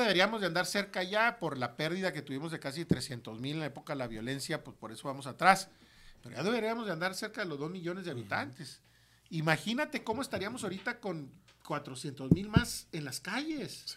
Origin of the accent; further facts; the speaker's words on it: Ciudad Juárez, Chihuahua, Mexico; yo soy un producto de Ciudad Juárez